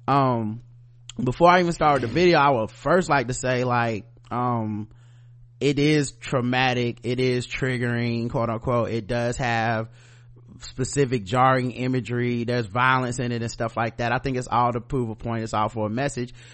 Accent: the South, United States; I'm from the South, I'm a black man in America

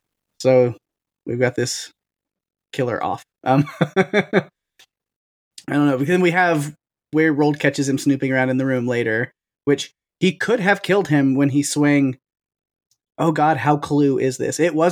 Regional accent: Texas, United States; I'm from Texas. I live in Texas. Got a very southern family.

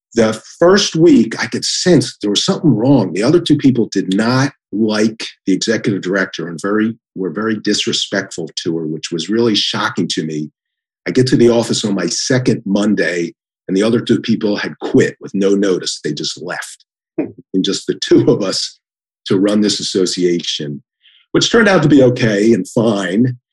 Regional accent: Philadelphia, Pennsylvania, United States; moved away as an adult; also born or lived in Washington, D.C.; now in Columbus, United States; I'm from Philadelphia. We pronounce it veteran

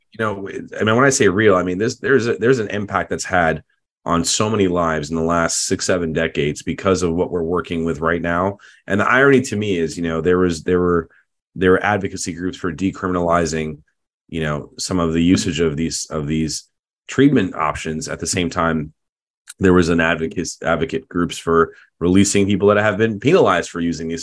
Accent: United States; I'm proud to be American

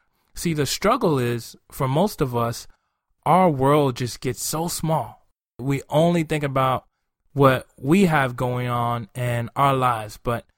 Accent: Nigeria; moved away; growing up in Nigeria

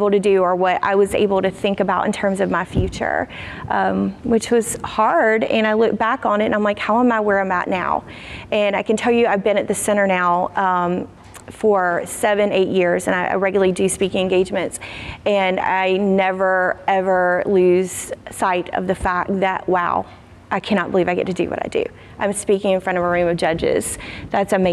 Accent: Hilliard, Florida, United States; accent: South Georgia; I'm from a small town called Hilliard, Florida, which is north of Jacksonville.

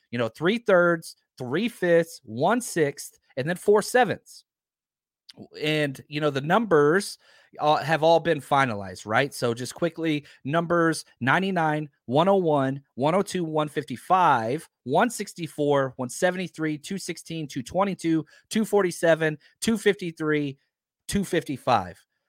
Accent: Texas, United States; I'm from Texas

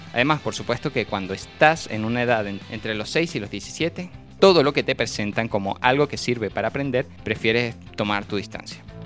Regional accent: Venezuela

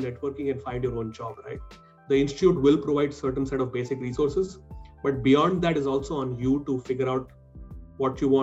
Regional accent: Hyderabad, Telangana, India; moved away as an adult; also born or lived in Shillong / Mumbai; I was born and brought up in Hyderabad. I grew up there

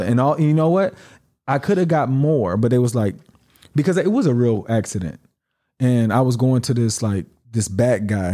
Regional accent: United States; moved away; being American

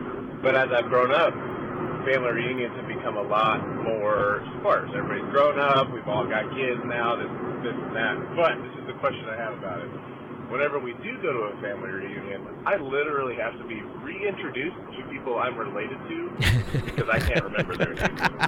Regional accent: Louisville, Kentucky, United States; All right … I'm from Louisville, Kentucky.

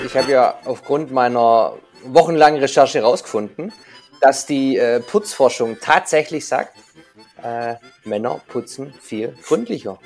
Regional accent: Swabia, Germany; ich als Schwabe

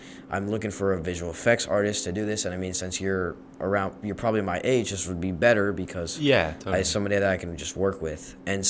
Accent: Dallas, Texas, United States; I'm also from Dallas.

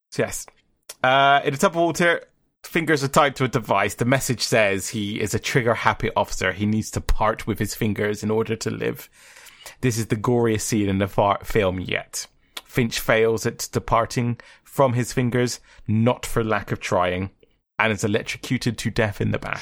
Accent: England, United Kingdom; we're English, it's like, it's our language

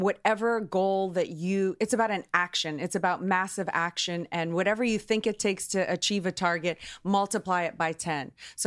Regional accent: New Orleans, Louisiana, United States; I'm from New Orleans

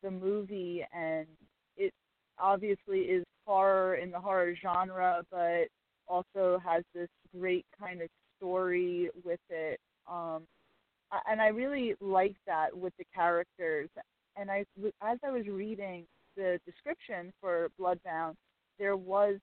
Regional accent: Westchester, New York, United States; Westchester, New York

